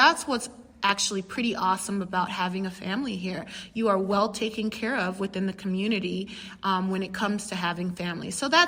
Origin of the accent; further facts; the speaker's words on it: England, United Kingdom; And of course, I am still English. Yes, I am the English one.